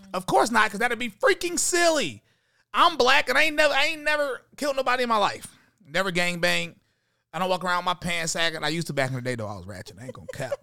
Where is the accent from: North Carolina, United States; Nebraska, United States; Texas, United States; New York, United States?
North Carolina, United States; High Point; I'm from High Point, North Carolina